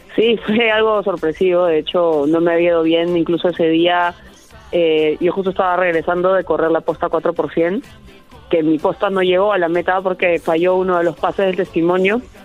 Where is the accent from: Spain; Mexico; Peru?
Peru; competir en mi país